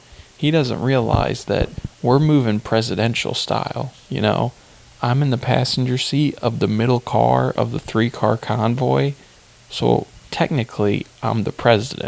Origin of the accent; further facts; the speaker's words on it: Hillsboro, United States; where I'm from Hillsboro